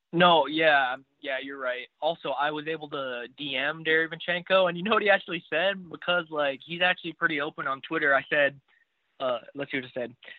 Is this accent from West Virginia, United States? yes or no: no; Indiana, United States; I'm from Indiana